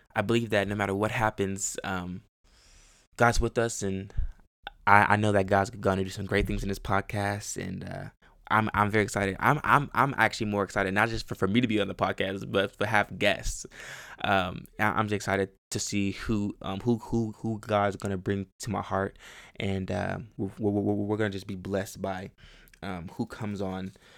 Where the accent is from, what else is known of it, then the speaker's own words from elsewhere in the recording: Chicago, Illinois, United States; also born or lived in Houston, Texas / Baytown, Texas; now in Texas, United States; I grew up in Chicago. Um, I was born in Chicago, and I lived there for a little while, and then, um, we moved to Texas